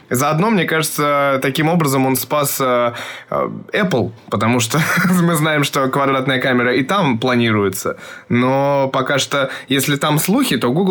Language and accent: Russian; Moscow, Russia; born or raised there